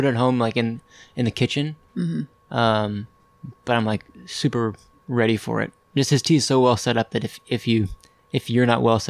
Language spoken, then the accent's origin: English; Vashon Island, Washington, United States; I'm from Vashon Island, a little island off of Seattle, taking care of my grandma when my parents are out of town.